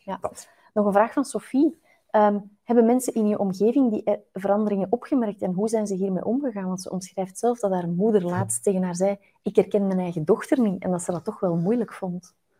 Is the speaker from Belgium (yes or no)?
yes; Flanders, Belgium; In Vlaanderen hebben we het ook nogal graag normaal